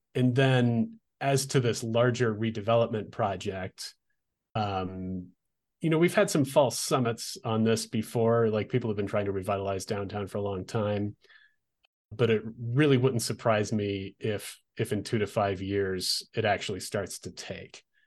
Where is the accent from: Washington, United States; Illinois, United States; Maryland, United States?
Washington, United States; Olympia; now in Albuquerque, United States; I grew up in Olympia, Washington